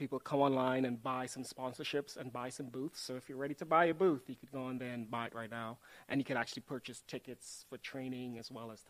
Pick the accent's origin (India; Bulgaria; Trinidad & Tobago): Trinidad & Tobago; moved away as an adult; also born or lived in Texas; now in Oklahoma, United States; So I actually grew up in Trinidad and Tobago.